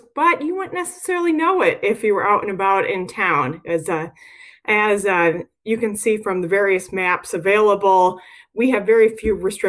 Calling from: Murfreesboro, Tennessee, United States; Well, I'm calling in from Murfreesboro, Tennessee

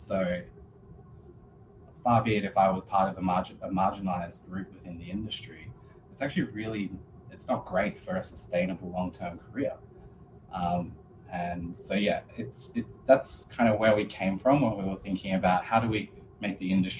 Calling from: Perth, Western Australia, Australia; I'm joining everyone from Boorloo, Perth, which is part of the Whadjuk Noongar Boodja.

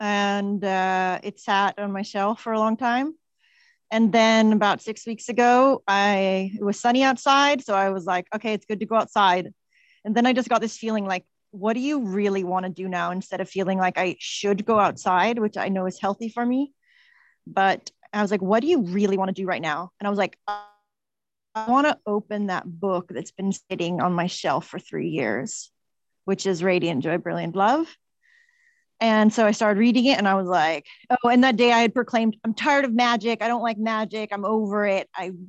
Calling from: Madeira, Portugal

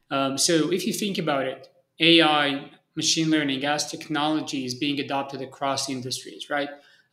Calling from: Tel Aviv, Tel Aviv District, Israel; So I'm usually traveling, but I'm based in Tel Aviv, Israel. So I'm currently joining from Tel Aviv.

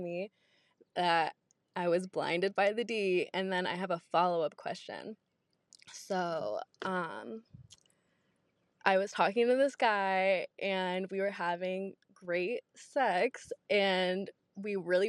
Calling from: Georgia, United States; I'm calling from Georgia

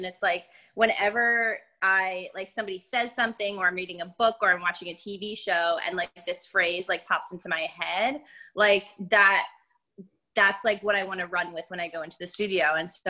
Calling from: Philadelphia, Pennsylvania, United States; I'm in Philly.

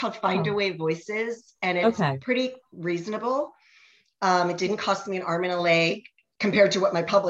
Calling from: Ashburn, Virginia, United States; I am in Ashburn, Virginia. We're west of DC.

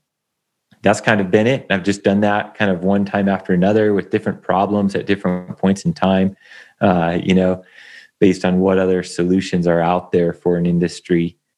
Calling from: Bend, Oregon, United States; I'm coming in from Bend, Oregon.

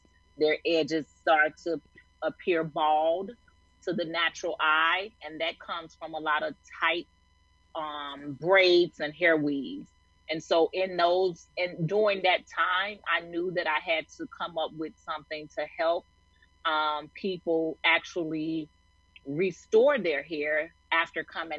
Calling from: Chicago, Illinois, United States; I am in Chicago, Illinois.

